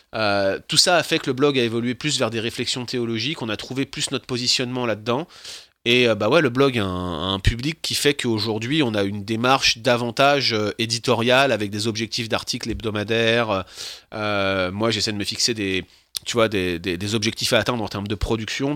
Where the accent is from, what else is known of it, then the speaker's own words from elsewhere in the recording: France; now in Quebec, Canada; en tant que Français, de principe, de facto, j'aurais déjà dû être viré depuis, 6 euh, mois, ne serait-ce que parce que je suis français